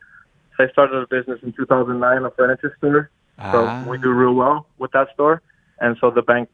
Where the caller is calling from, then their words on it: Miami, Florida, United States; Oh, Miami, Florida.